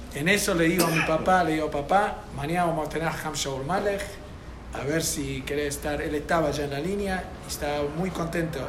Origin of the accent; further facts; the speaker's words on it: United States; yo soy de Estados Unidos